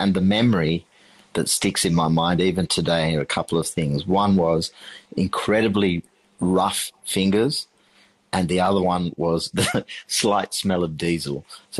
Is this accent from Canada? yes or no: no; Sri Lanka; also born or lived in London, United Kingdom; growing up in Sri Lanka, when we left London at the age of 4 and, you know, drove across the world to get to Sri Lanka, that kitchen in our house, which is still standing, it's now nearly 300 years old, was the heart.